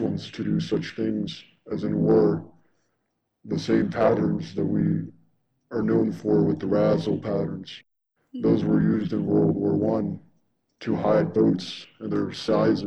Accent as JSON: {"language": "English", "town": "Detroit", "region": "Michigan", "country": "United States", "said": "being Detroiters, as we all know, in Detroit, there's limited resources"}